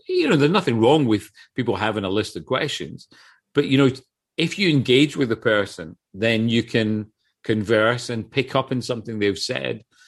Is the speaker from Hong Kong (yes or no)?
no; Scotland, United Kingdom; I come from Scotland